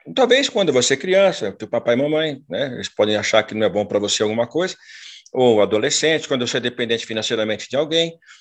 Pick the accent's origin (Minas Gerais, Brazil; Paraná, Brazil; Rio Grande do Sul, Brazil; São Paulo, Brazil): São Paulo, Brazil; moved away as an adult; now in Londrina, Brazil; Eu sou paulistano da Gema